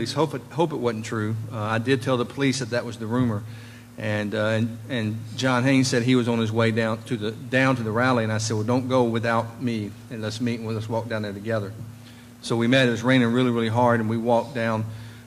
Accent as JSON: {"language": "English", "town": "Nashville", "region": "Tennessee", "country": "United States", "tie": "born or raised there", "lives_now": "Franklin, United States", "said": "I've been born and raised in Nashville"}